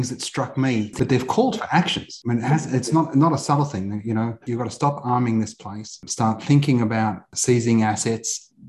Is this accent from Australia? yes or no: yes; Australia; accent: Australian; You've got a wonderful Australian accent, …. It's because I was born here, ….